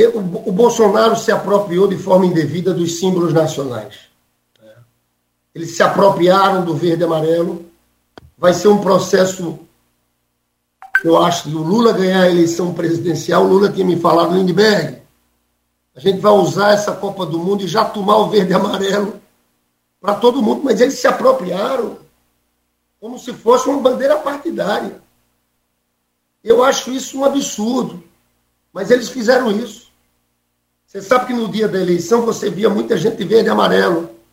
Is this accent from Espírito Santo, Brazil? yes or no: no; Paraíba, Brazil; accent: Northeastern (nordestino); now in Rio de Janeiro, Brazil; eu sou nordestino. Apesar de morar no Rio de Janeiro há 30 anos, tenho a identidade do sotaque. As pessoas sabem que eu sou paraibano